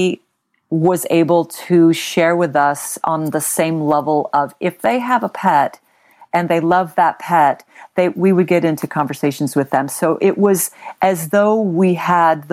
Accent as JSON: {"language": "English", "town": "Long Beach", "region": "California", "country": "United States", "tie": "born or raised there", "also_born_or_lived": "Texas / San Francisco Bay Area, California", "lives_now": "California wine country, United States", "said": "I literally grew up in the Long Beach area"}